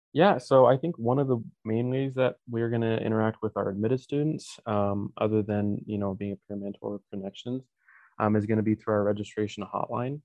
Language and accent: English; Draper, Utah, United States; I am from Draper, Utah